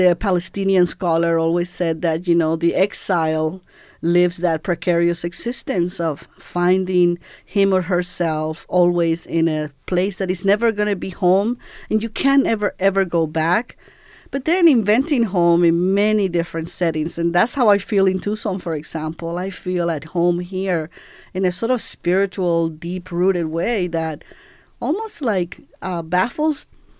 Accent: Cuba; born there; And my father returned to Cuba because the revolution had won. And that's why I was born in Cuba in 1961.

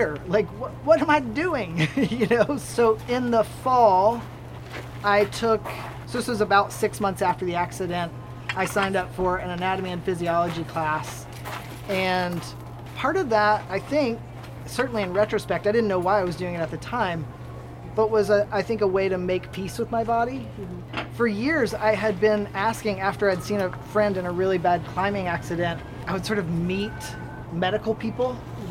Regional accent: Hixson, Tennessee, United States; now in Tucson, United States; I grew up in Tennessee in the southeast corner in a place called Hickson

